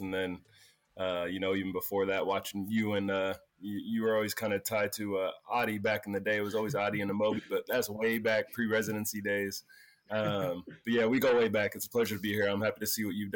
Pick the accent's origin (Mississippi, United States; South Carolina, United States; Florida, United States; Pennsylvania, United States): Pennsylvania, United States; also born or lived in San Diego, California; I was born in San Diego. I moved to Pennsylvania when I was like 11 months